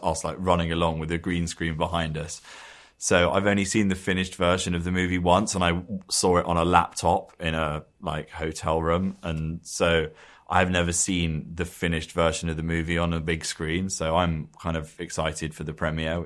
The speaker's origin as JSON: {"language": "English", "region": "London", "country": "United Kingdom", "tie": "born or raised there", "said": "We sort of grew up in the same area"}